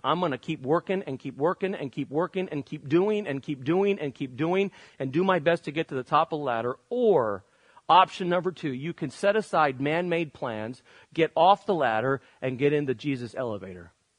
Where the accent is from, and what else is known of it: United States